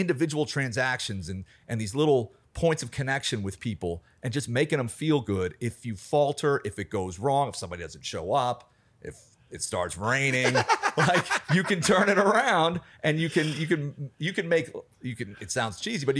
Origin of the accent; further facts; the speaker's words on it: Alexandria, Virginia, United States; So I grew up in Alexandria, Virginia, which is right outside DC. I was just sort of a DC kid.